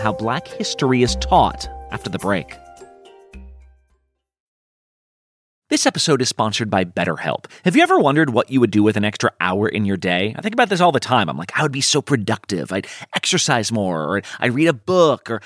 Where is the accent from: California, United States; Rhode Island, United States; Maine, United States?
California, United States; Southern; I grew up in Southern California